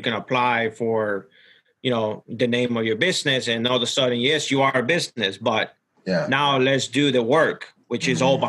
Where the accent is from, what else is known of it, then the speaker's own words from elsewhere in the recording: Ecuador; moved away; I was born and raised in Ecuador